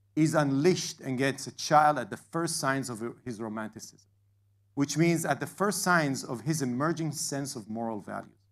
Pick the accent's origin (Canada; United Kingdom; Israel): Israel; now in Atlanta, United States; I live in Atlanta, I was born in Israel